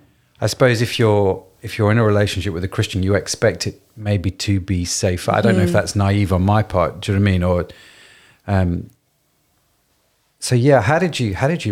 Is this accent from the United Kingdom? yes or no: yes; Derby, East Midlands, United Kingdom; I grew up in Derby